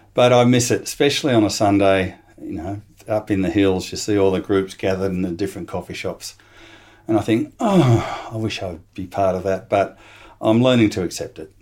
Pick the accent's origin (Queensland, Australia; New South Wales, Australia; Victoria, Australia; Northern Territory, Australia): New South Wales, Australia; Sydney; moved away as an adult; now in Adelaide, Australia; in Sydney. I'm a, I'm an import from the eastern states, but I came here when I was about eighteen. Um, did all my schooling, product of the state, et cetera, uh, over in New South Wales